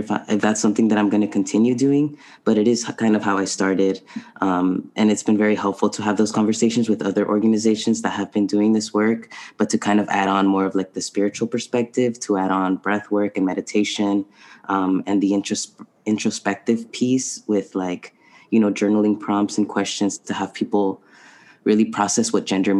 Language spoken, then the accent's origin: English; San Diego, California, United States; also born or lived in Tijuana, Mexico / Boston; I was raised in San Diego